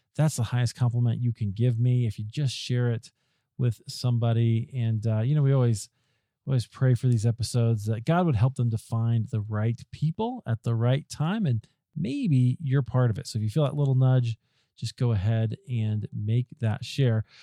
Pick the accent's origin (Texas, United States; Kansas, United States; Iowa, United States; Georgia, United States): Iowa, United States; I grew up in Iowa